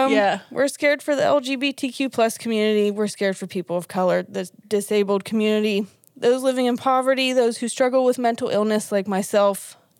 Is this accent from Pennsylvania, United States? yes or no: yes; Pittsburgh, Pennsylvania, United States; We are obviously from Pittsburgh, PA, as we have said possibly a trillion times. We're here in Pennsylvania.